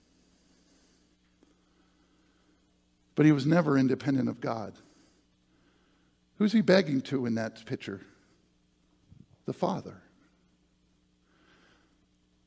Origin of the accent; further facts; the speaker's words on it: near Gettysburg, Pennsylvania, United States; my hometown, Gettysburg